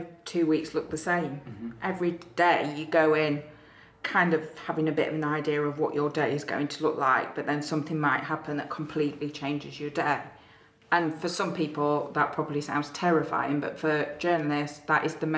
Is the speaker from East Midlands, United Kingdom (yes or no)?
yes; Mansfield, East Midlands, United Kingdom; moved away as an adult; also born or lived in Sheffield; definitely not local. I am from Mansfield in Nottinghamshire originally